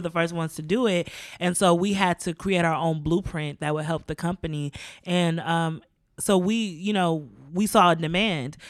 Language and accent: English; United States; I grew up in America as a black woman